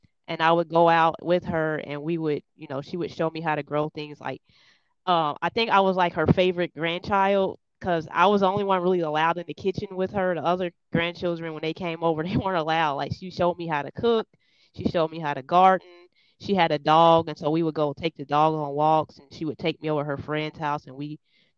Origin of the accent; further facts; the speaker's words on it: Cincinnati, Ohio, United States; I'm from Cincinnati, Ohio. I was born and raised here in Cincinnati, Ohio.